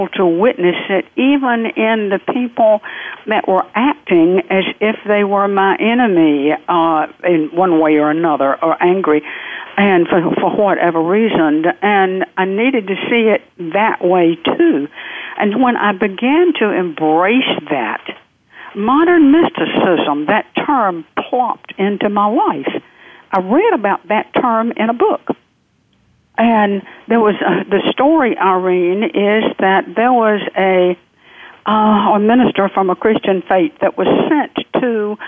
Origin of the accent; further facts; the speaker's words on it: the South, United States; accent: southern; I'm from the South. The accent will not change